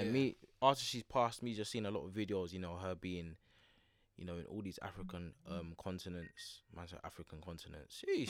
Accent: United Kingdom; born there; My parents came and I was born here. {S1} Yeah. {S0} Therefore, I'm from the United Kingdom.

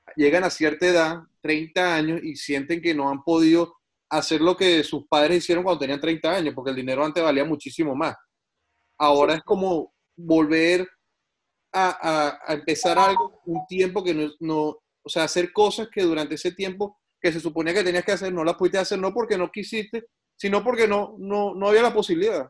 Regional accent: San Antonio de los Altos, Miranda, Venezuela; moved away as an adult; also born or lived in Caracas; now in Canada; somos amigos desde el colegio allá en San Antonio de los Altos

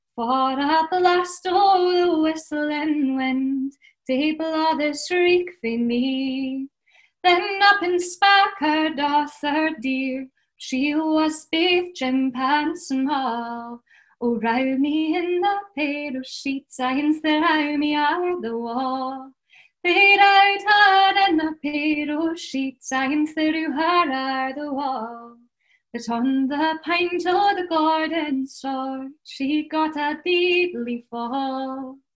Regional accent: Aberdeenshire, Scotland, United Kingdom; growing up in Aberdeenshire is incredibly important to me

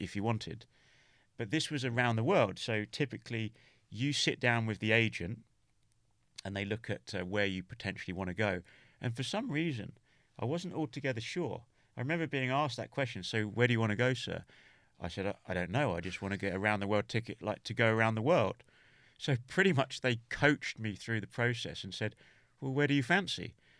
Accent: England, United Kingdom; also born or lived in Norway; I'm English

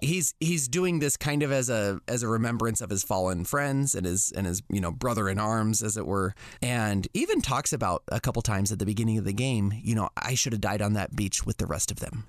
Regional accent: United States; as a young boy growing up in America

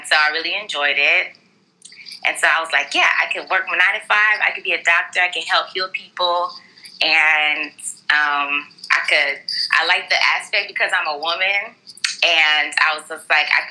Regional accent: Houston, Texas, United States; I'm from Houston, Texas, Southwest Houston, Texas, to be exact. And I'm Nigerian

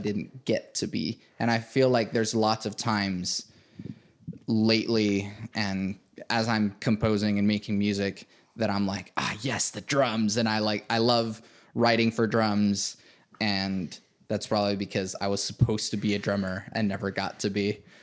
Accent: Venezuela; now in United States; I was born in Venezuela. Came here in two thousand one.

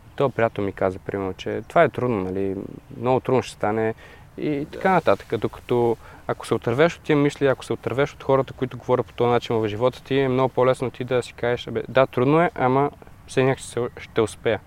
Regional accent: Bulgaria; also born or lived in Denmark; като българин

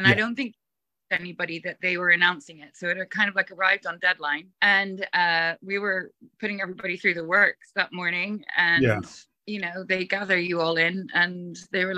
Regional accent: Belfast, Northern Ireland, United Kingdom; now in Los Angeles, United States; I'm from Belfast in Northern Ireland

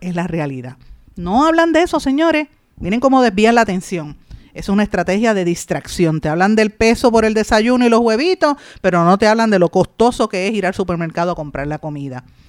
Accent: Puerto Rico

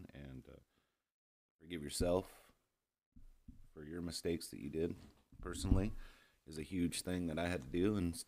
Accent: Long Beach, California, United States; moved away as an adult; now in Austin, United States; I grew up in Long Beach, California in the early 70s, 80s, 90s.

